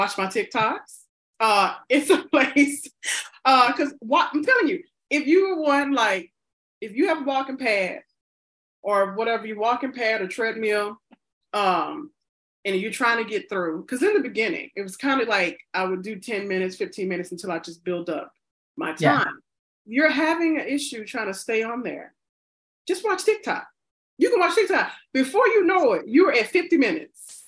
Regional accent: the South, United States; I'm black and I'm from the South

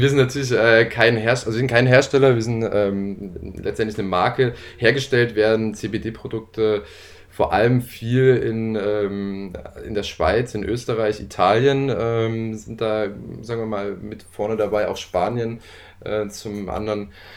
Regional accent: Leipzig, Saxony, Germany; gebürtiger Leipziger

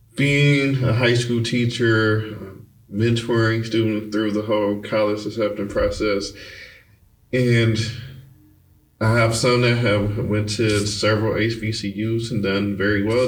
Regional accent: Detroit, Michigan, United States; moved away as an adult; also born or lived in Baltimore; we're moving from Michigan out of Detroit. So I actually lived in Baltimore for a little bit.

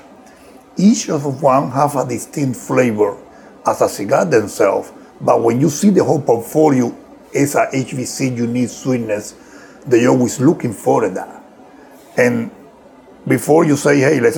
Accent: Havana, Cuba; born or raised there; English is a second language; moved away as an adult; also born or lived in Camagüey, Cuba; now in Miami, United States

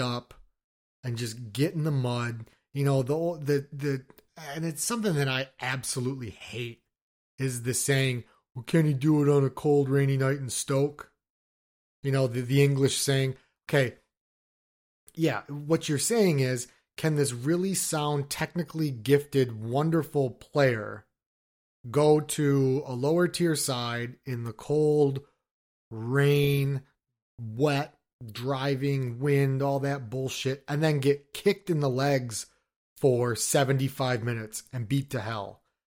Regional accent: Detroit, Michigan, United States; we're from Detroit

